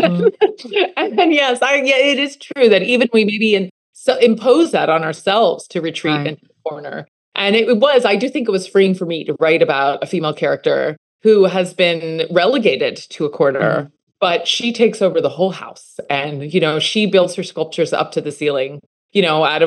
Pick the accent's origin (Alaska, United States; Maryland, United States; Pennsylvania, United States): Pennsylvania, United States; Johnstown; born or raised there; now in New York, United States